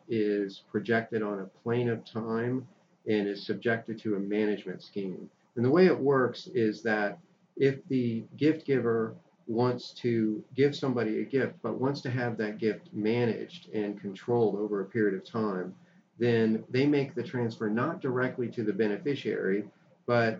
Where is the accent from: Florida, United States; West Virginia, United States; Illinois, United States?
Florida, United States; moved away; I grew up in Florida, so I went to law school in Florida